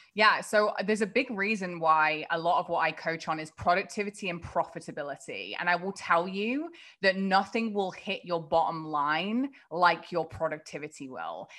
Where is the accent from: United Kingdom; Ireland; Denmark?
United Kingdom; England; moved away; I grew up across the pond, uh, in a pretty small kind of town in England